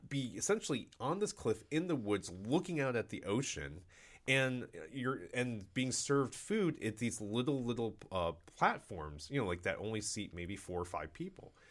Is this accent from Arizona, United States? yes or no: no; Cleveland, Ohio, United States; moved away; I'm from Cleveland, Ohio originally, and there's a large, um, population of, uh, Polish there. So I grew up, actually, it's funny 'cause I grew up, um, as a kid eating kielbasa